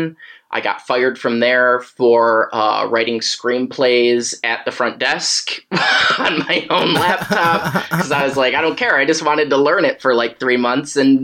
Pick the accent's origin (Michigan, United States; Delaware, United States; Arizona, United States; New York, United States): New York, United States; upstate; moved away as an adult; also born or lived in Los Angeles; I'm from New York, I mean, upstate, but like, you know, my family's from Manhattan